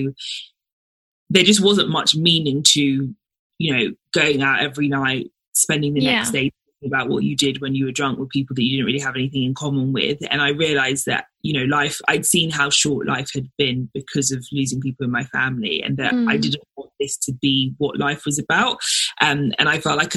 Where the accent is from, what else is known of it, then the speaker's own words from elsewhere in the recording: London, United Kingdom; also born or lived in Nigeria; So I was born in Nigeria, but moved to London when I was 6 months old. So lived in London pretty much my whole life